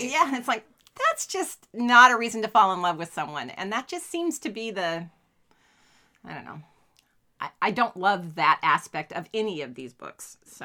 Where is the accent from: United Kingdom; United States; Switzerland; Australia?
United States; Sacramento, California; we're from Sacramento